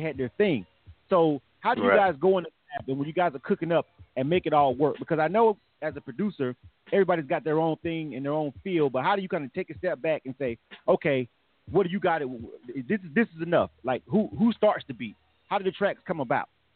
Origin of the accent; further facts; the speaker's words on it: Florida, United States; now in Atlanta, United States; I'm from Florida